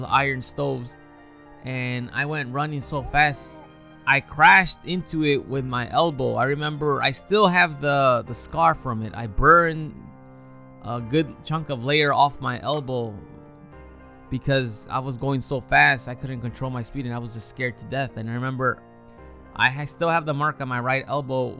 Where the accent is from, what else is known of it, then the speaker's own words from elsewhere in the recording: Chicago, Illinois, United States; I was born and raised in Chicago